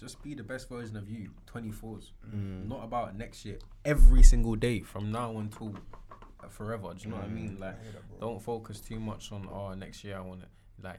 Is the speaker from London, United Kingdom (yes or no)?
yes; London, United Kingdom; Growing up in London.